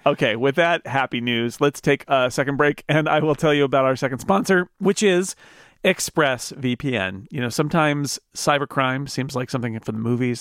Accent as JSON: {"language": "English", "town": "Sonora", "region": "California", "country": "United States", "tie": "born or raised there", "said": "my hometown of Sonora, California"}